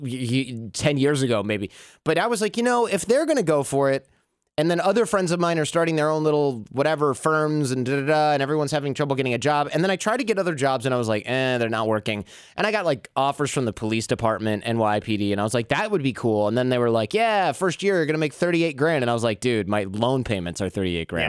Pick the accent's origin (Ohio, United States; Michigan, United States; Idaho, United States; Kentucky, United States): Michigan, United States; I grew up in Michigan